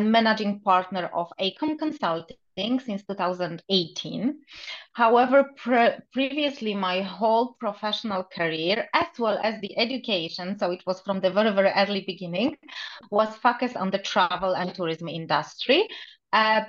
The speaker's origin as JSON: {"language": "English", "country": "Poland", "moved": "as an adult", "lives_now": "Dubai, United Arab Emirates", "said": "I'm Polish"}